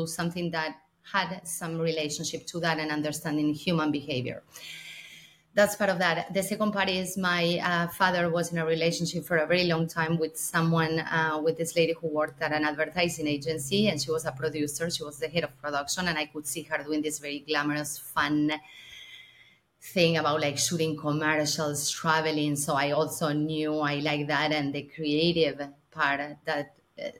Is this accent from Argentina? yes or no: yes; Argentina; now in United States; I'm originally from Argentina.